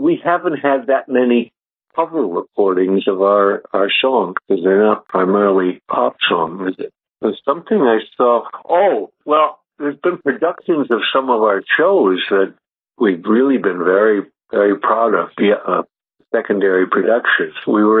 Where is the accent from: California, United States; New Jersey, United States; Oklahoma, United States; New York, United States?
New York, United States; Buffalo; moved away as an adult; I was from Buffalo and he was from Long Island, and I had gone to a private school, a day school in Buffalo